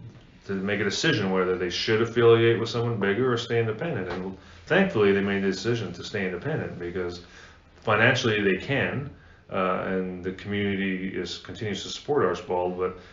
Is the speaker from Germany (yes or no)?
no; Canada; moved away as an adult; also born or lived in North Carolina / South Carolina / Northern Alabama / Buffalo, New York; now in Thomasville, United States; my wife and I, most people know this, we grew up in Canada, so a long way from Thomasville.